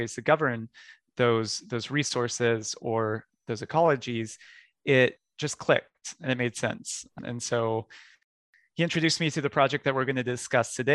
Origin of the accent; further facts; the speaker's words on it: Texas, United States; I grew up in Texas, where I used to play outside year round.